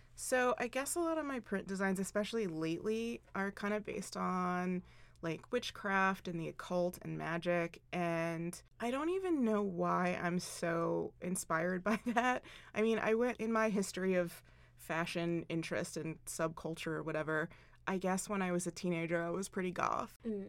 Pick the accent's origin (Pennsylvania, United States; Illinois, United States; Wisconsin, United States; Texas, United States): Pennsylvania, United States; Philadelphia; moved away; I like feel a kinship with the East Coast Lolitas because I'm from Philadelphia originally